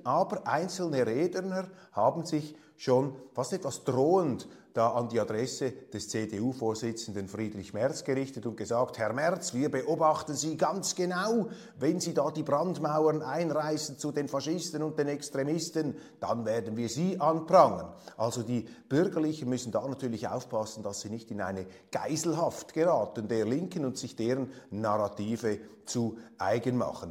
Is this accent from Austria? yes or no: no; Switzerland; als Schweizer